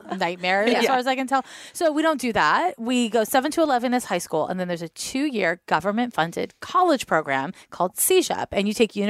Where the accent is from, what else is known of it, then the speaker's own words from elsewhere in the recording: Montreal, Quebec, Canada; moved away as an adult; now in San Francisco, United States; I grew up in Montreal